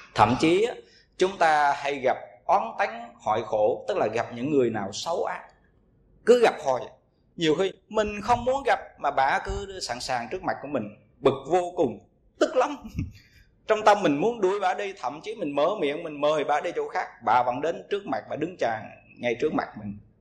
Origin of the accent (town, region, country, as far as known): Vietnam